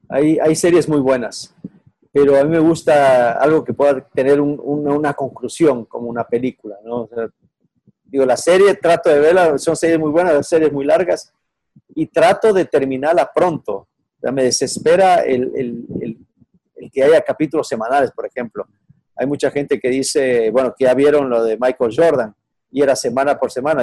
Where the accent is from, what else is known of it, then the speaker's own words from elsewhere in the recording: Ecuador; moved away; also born or lived in Mexico; soy ecuatoriano